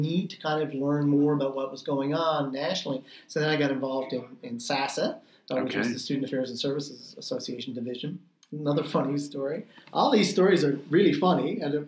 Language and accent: English; St. John's, Newfoundland and Labrador, Canada; I had never lived in residence at Memorial because I grew up in St. John's